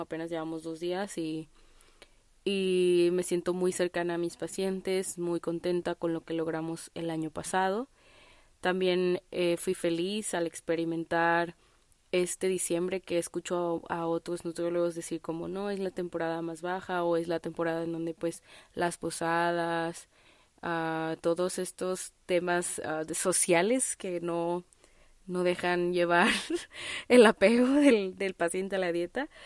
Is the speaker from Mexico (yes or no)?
yes; Guadalajara, Jalisco, Mexico; yo soy de Guadalajara, Jalisco